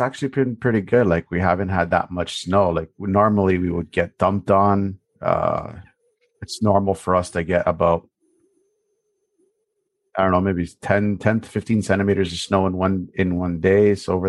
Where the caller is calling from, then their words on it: Toronto, Ontario, Canada; I am calling from Toronto, Ontario, up in Canada.